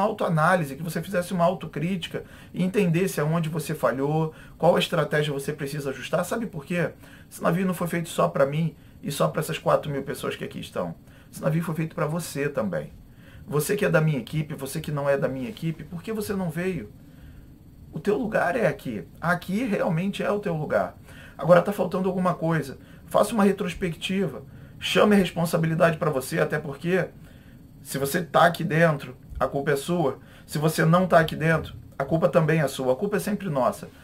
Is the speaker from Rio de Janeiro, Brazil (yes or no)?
yes; Rio de Janeiro, Brazil; eu sou é, do Rio de Janeiro